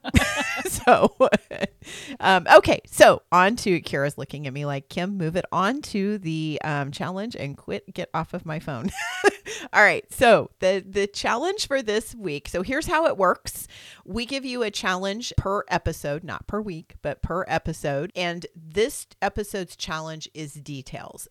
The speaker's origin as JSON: {"language": "English", "region": "Missouri", "country": "United States", "said": "I'm from Missouri. That's got an R in it when you live here."}